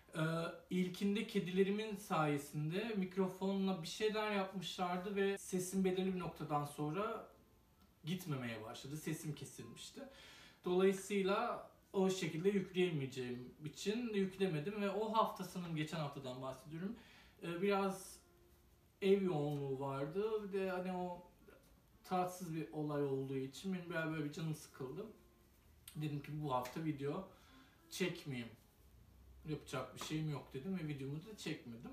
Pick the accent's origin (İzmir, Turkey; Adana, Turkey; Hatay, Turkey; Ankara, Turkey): Hatay, Turkey; Iskenderun; ben de Hataylıyım, İskenderunluyum